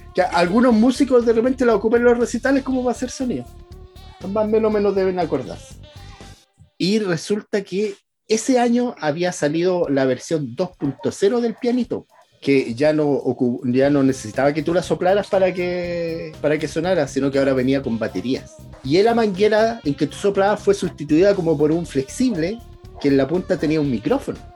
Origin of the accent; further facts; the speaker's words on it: Valparaíso, Chile; uno que es de Valparaíso